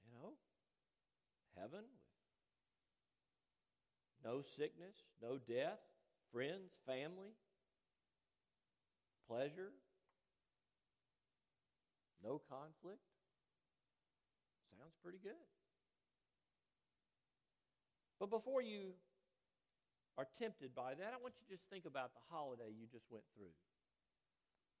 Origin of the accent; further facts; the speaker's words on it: Chattanooga, Tennessee, United States; I grew up in Brainerd near the airport.